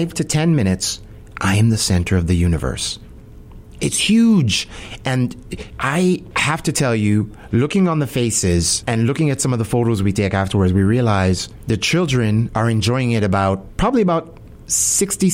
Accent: Jamaica; now in Winnipeg, Canada; I'm Jamaican

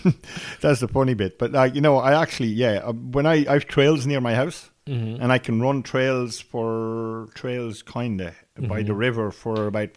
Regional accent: Brussels, Brussels-Capital Region, Belgium; now in Ireland; And I'm a city boy, like, I grew up in Brussels.

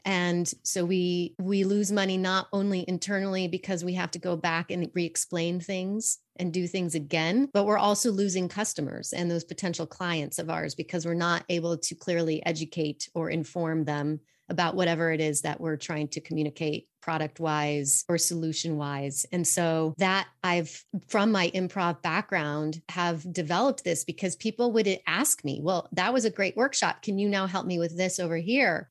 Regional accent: Fort Collins, Colorado, United States; I grew up actually in Fort Collins, Colorado

